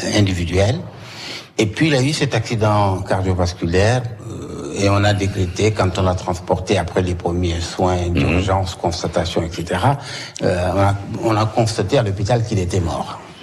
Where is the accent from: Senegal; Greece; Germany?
Senegal; Saint-Louis; moved away as an adult; also born or lived in Paris, France; now in Corsica, France; je suis originaire de Saint-Louis